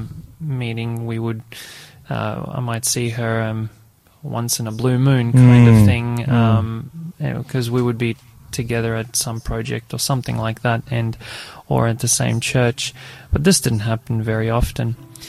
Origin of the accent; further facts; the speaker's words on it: Australia; also born or lived in Croatia; I was born in Croatia, and then when I was about 8 years old, I came to Australia.